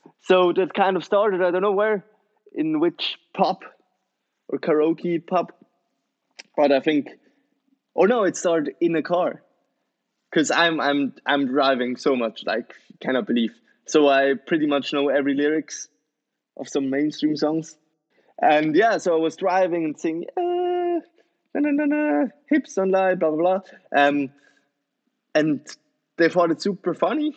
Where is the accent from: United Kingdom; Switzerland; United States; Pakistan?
Switzerland; I'm born and raised in Switzerland